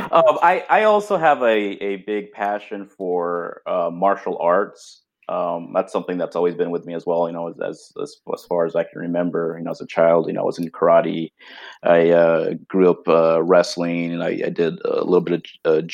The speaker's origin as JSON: {"language": "English", "region": "Southern California", "country": "United States", "tie": "born or raised there", "also_born_or_lived": "Arizona", "said": "I was born and raised in Southern California"}